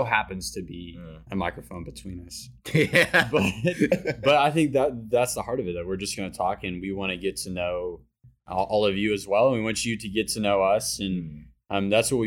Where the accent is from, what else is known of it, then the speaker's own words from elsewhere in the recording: Granbury, Texas, United States; I am 26, from Granbury, Texas. So I'm from the Fort Worth area.